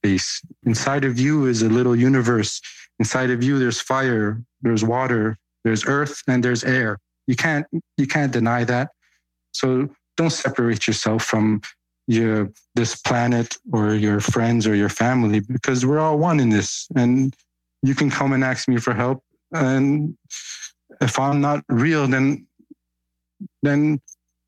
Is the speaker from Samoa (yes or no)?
no; Canada; because I grew up in Canada